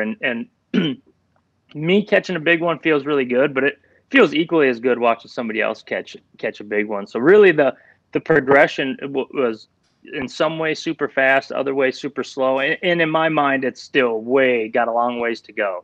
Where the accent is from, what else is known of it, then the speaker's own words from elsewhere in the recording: Minnesota, United States; I was born and raised in Minnesota